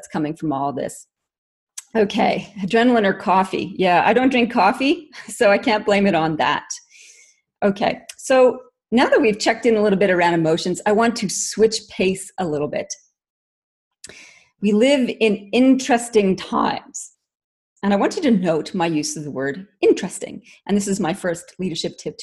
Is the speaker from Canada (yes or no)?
yes; Canada; moved away as an adult; also born or lived in Northwest Ontario; now in Australia; I am actually Canadian by origin, but have been in Australia since forever, 96